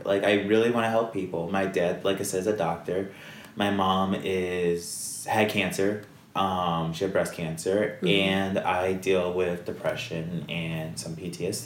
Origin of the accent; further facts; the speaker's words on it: Basking Ridge, New Jersey, United States; moved away; the town I grew up in, Basking Ridge, was a very wealthy town